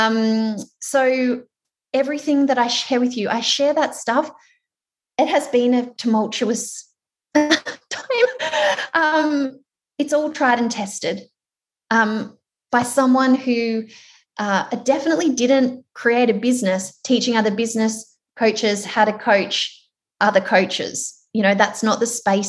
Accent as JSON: {"language": "English", "town": "Melbourne", "region": "Victoria", "country": "Australia", "said": "I am from Melbourne"}